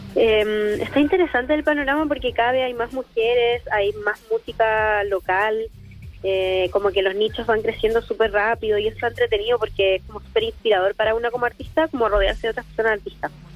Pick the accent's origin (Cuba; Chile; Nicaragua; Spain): Chile; moved away as an adult; now in Santiago, Chile; Yo soy de Villa